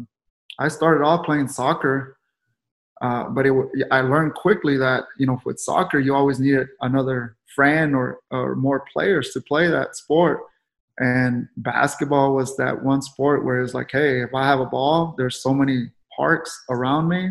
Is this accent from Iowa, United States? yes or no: no; San Antonio, Texas, United States; I grew up the Alazanes projects, right there on Guadalupe, San Marcos, which is by JT Brackenbridge and Tafoya Middle School, and the high school is Lanier High School. I was born in San Antonio